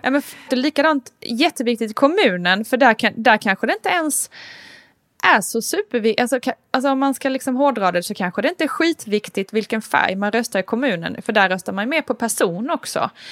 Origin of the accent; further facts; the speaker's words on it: Älmhult, Kronoberg County, Sweden; now in Stockholm, Sweden; där jag är uppvuxen till exempel, Älmhults kommun